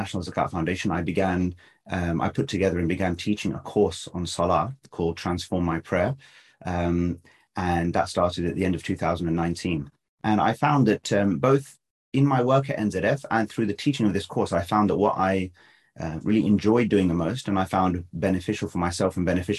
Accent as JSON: {"language": "English", "region": "London", "country": "United Kingdom", "tie": "born or raised there", "said": "I was born in London, grew up here"}